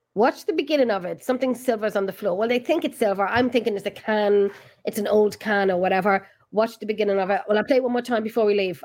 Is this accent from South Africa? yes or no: no; Ireland; We're in freaking Ireland.